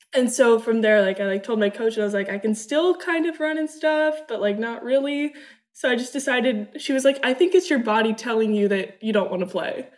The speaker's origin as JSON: {"language": "English", "town": "Newport Beach", "region": "California", "country": "United States", "tie": "born or raised there", "also_born_or_lived": "Germany", "said": "I was born in Germany, but I grew up in Newport Beach, California."}